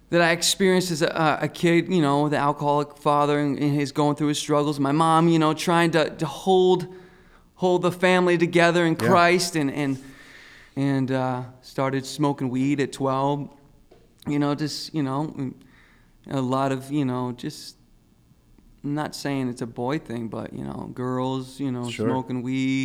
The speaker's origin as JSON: {"language": "English", "region": "Rhode Island", "country": "United States", "moved": "yes", "lives_now": "Massachusetts, United States", "said": "I'm from Rhode Island, and I live in Massachusetts now."}